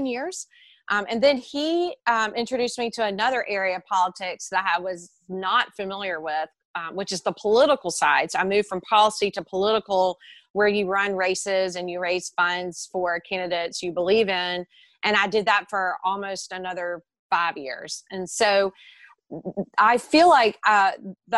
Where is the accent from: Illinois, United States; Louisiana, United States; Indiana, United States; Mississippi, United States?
Mississippi, United States; moved away as an adult; also born or lived in Brisbane, Australia / Texas